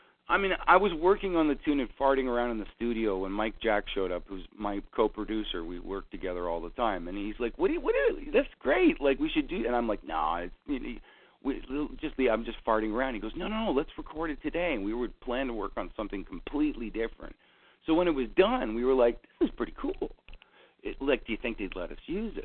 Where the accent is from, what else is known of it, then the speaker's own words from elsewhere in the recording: Canada; I'm Canadian. And there's so much snow, and it's so cold up here.